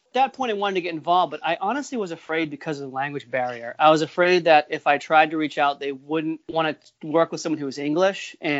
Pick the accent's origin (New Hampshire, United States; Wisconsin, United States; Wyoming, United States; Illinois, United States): New Hampshire, United States; Nashua; also born or lived in Massachusetts; Originally, we were born in Massachusetts. My parents moved up here in the 80s. So Nashua is my hometown, Nashua, New Hampshire. And I live in, you know, southern New Hampshire still.